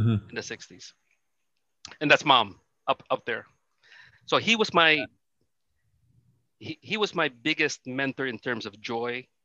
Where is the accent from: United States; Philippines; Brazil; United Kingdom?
Philippines; Manila, Metro Manila; I grew up in Manila